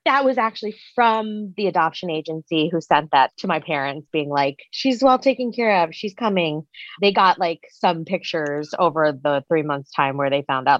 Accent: Long Island, New York, United States; also born or lived in South Korea / Queens, New York; I grew up on Long Island in New York, but I was born in South Korea.

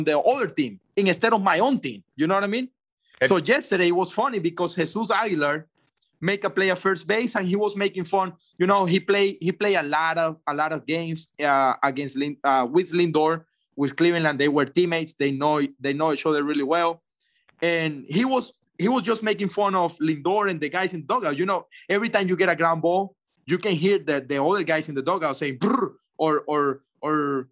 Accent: Venezuela; moved away as an adult; in Venezuela, in my home country

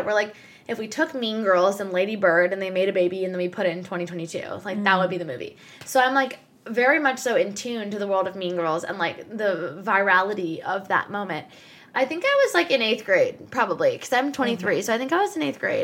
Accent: New Jersey, United States; now in New York City, United States; I'm originally from New Jersey and currently live in New York City

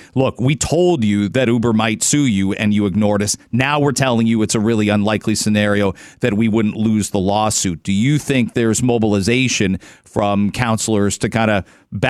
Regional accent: London, Ontario, Canada; I grew up in London

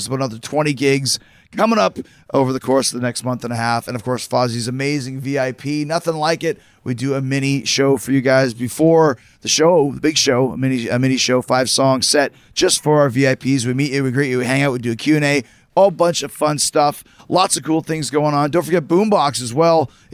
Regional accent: Winnipeg, Manitoba, Canada; I grew up in Winnipeg

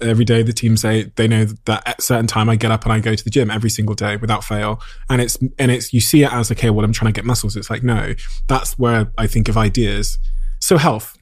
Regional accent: Plymouth, South West England, United Kingdom; me as a young kid growing up in Devon and Plymouth

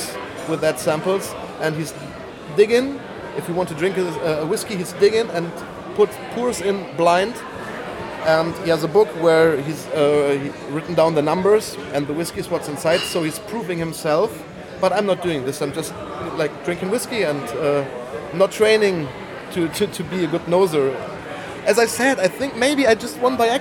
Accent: Bonn, North Rhine-Westphalia, Germany; I'm from Bonn, Western

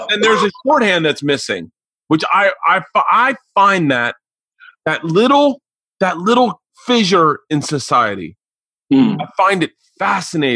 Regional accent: the South, United States; I'm a different age and I grew up in the South

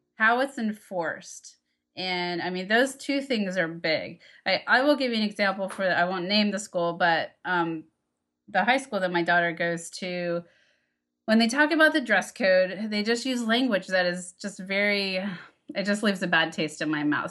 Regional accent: Texas, United States; moved away; I grew up in Texas, very conservative town

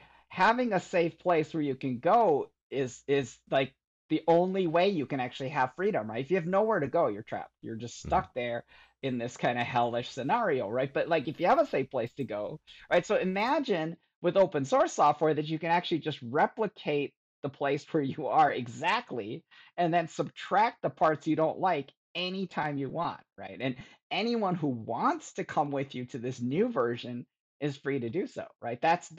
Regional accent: Michigan, United States; growing up in Michigan and, you know, I really kind of retreated to my computer

